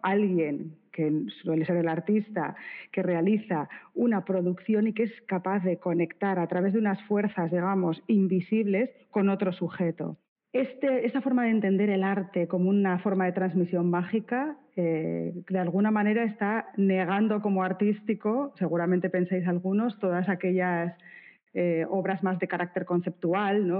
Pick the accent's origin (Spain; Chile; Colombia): Spain; Bilbao, Basque Country; soy de Bilbao